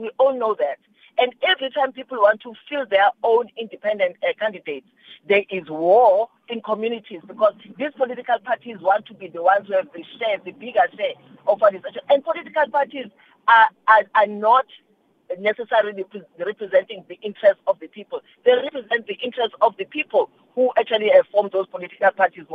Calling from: Pietermaritzburg, KwaZulu-Natal, South Africa; I'm calling from Peter Maritzburg.

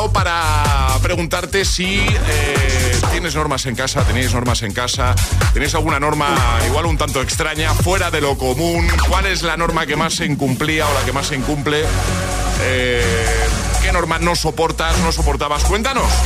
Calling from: Valencia, Valencian Community, Spain; Buenos días, agitadores. … de Valencia.

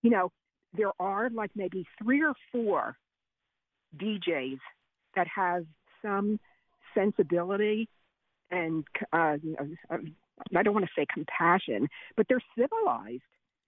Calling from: Pottstown, Pennsylvania, United States; I'm calling from Pottstown.

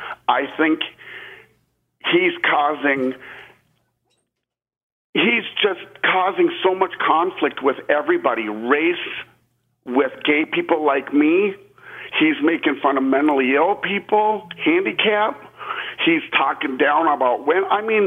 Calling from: Austin, Texas, United States; I'm calling from Austin, Texas.

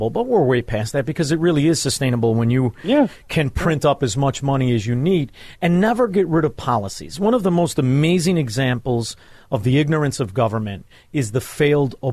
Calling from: Florida, United States; Yeah, I'm broadcasting from Southwest Florida. I moved.

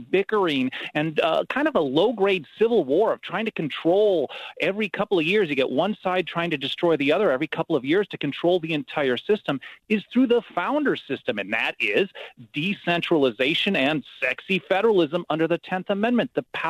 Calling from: Southern California, United States; I'm calling in from Southern California

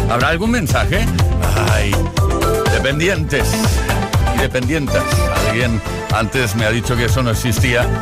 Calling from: A Coruña, Galicia, Spain; Soy … de la Coruña.

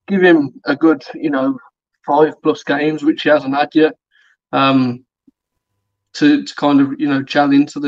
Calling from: Birmingham, West Midlands, United Kingdom; Birmingham again, mate.

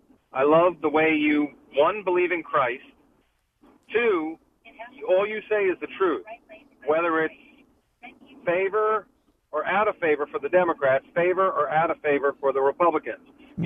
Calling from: Manassas, Virginia, United States

